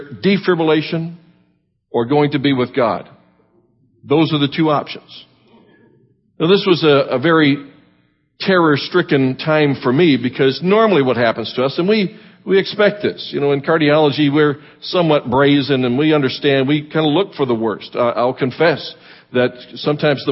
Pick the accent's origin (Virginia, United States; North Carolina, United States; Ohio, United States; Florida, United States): Florida, United States; Miami; now in Tampa, United States; I grew up in Miami